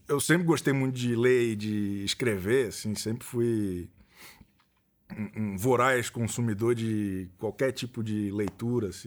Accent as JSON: {"language": "Portuguese", "town": "Florianópolis", "region": "Santa Catarina", "country": "Brazil", "said": "Sou de Florianópolis."}